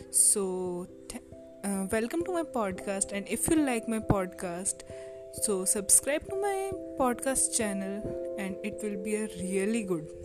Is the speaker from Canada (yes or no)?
no; India; I am from India.